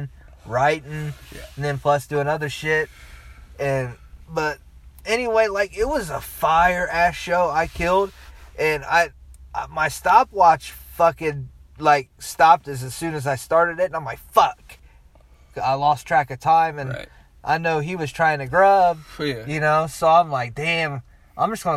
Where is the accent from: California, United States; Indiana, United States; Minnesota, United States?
Indiana, United States; Muncie; I'm from Muncie